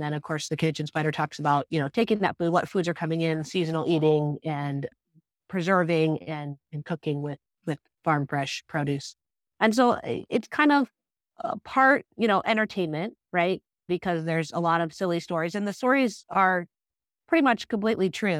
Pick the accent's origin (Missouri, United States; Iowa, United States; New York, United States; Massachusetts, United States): Iowa, United States; moved away as an adult; I grew up in Iowa and then moved away, went to college